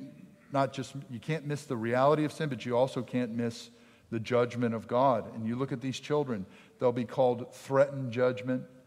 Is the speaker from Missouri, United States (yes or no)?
no; Pennsylvania, United States; I grew up in Pennsylvania.